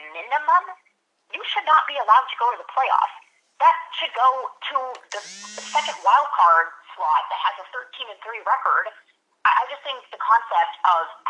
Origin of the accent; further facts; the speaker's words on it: the Bay Area, California, United States; I'm originally from the Bay Area